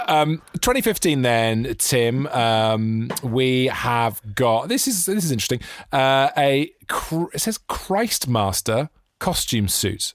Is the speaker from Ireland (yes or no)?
no; Newport, Wales, United Kingdom; that's my neck of the woods